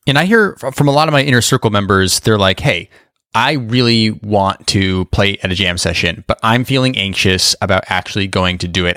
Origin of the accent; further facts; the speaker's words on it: Boise, Idaho, United States; moved away; also born or lived in New York City; I grew up in Boise, Idaho